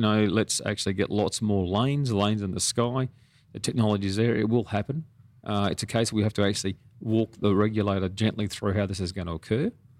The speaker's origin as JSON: {"language": "English", "country": "Australia", "tie": "born or raised there", "said": "Then I don't come from Rockhampton or Emerald or Cloncurry. I grew up in the Australian Army."}